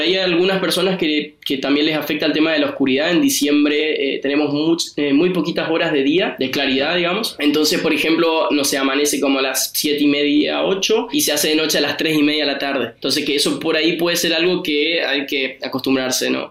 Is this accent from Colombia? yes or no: no; Argentina; moved away as an adult; now in Copenhagen, Denmark; soy argentino, pero también tengo pasaporte italiano